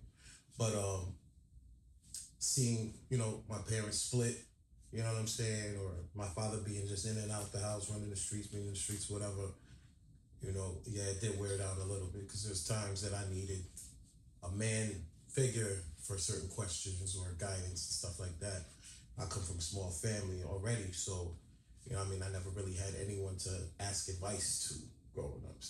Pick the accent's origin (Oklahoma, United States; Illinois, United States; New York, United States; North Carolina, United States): New York, United States; Rochester; also born or lived in Bronx, New York; now in Buffalo, United States; I was born in Rochester, New York. I spent some time in the Bronx, and I'm here in Buffalo now.